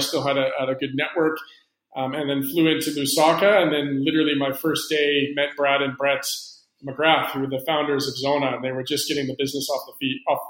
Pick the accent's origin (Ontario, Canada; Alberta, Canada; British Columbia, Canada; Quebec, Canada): Alberta, Canada; Calgary; moved away as an adult; also born or lived in Vancouver, Canada; now in Cape Town, South Africa; I grew up in Calgary, Alberta, Canada. I lived there for 18 years